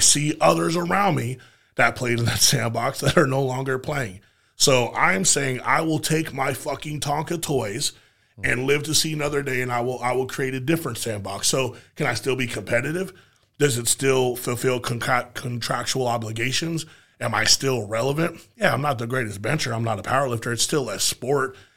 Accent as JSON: {"language": "English", "country": "United States", "said": "as an American"}